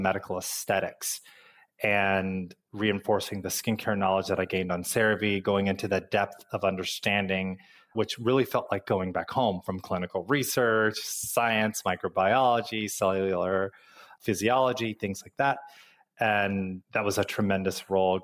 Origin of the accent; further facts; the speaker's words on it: Midwest, United States; moved away; growing up in the Midwest, our winters are very cold.